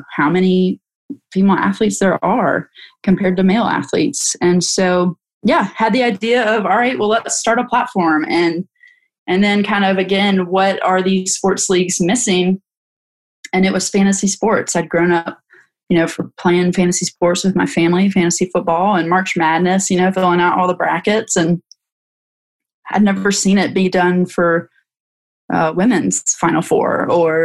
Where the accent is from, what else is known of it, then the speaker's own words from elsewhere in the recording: North Carolina, United States; Growing up in North Carolina